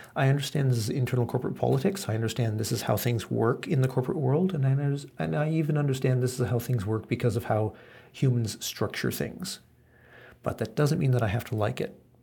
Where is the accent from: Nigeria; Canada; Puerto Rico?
Canada; now in Japan; I was born in Canada